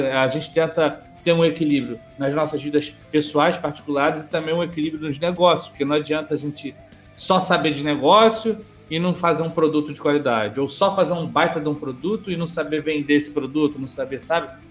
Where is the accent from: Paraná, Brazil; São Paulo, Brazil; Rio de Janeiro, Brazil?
Rio de Janeiro, Brazil; eu sou do Rio de Janeiro